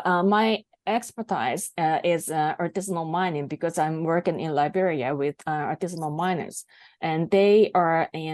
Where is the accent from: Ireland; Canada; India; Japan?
Japan; first language Japanese; English is a second language; Well, my native language is Japanese, so I didn't find any information in Japanese.